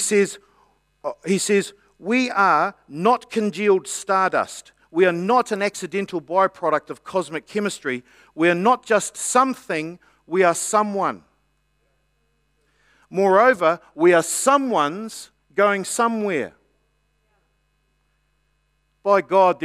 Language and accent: English; New Zealand; I'm a New Zealander